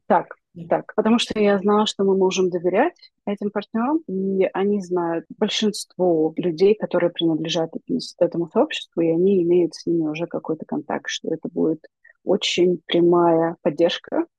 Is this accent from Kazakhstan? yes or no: no; Ukraine; мы из Украины